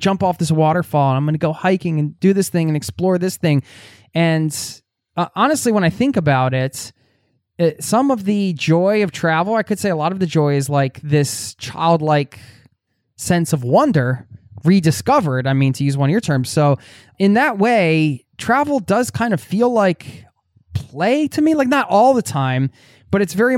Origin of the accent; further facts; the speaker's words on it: Pennsylvania, United States; but I am from the Northeast of you know, outside of Philadelphia, Northeast United States.